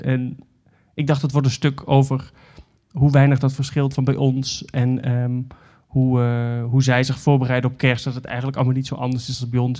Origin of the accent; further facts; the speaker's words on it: Netherlands; moved away; we zijn Nederlanders